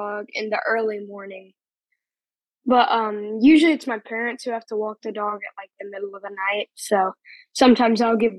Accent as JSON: {"language": "English", "town": "Vestavia Hills", "region": "Alabama", "country": "United States", "tie": "born or raised there", "said": "I was born in Vestavia, Alabama"}